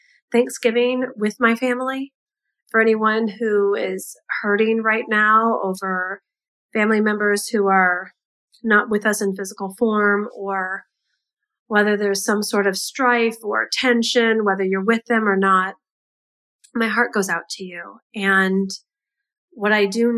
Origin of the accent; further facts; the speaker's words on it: United States; being an American